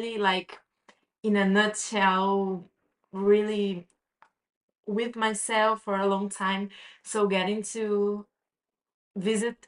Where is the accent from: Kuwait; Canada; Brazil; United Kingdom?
Brazil; moved away as an adult; now in Barcelona, Spain; I'm from Brazil